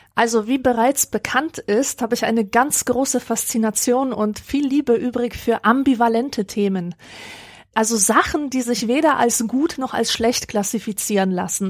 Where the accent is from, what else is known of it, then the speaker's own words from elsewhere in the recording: Upper Silesia, Poland; moved away; Das ist die Region, in der ich aufgewachsen bin